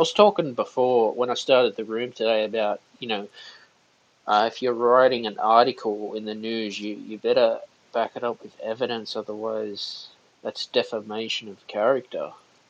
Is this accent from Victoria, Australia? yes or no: no; Sydney, New South Wales, Australia; I'm from Sydney, by the way.